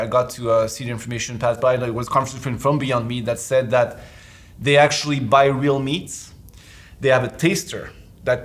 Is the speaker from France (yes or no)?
yes; France; moved away; I'm from France